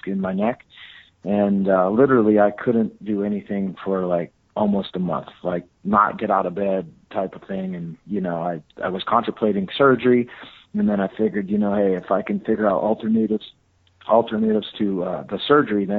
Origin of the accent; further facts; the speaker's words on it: Fresno, California, United States; my hometown in Fresno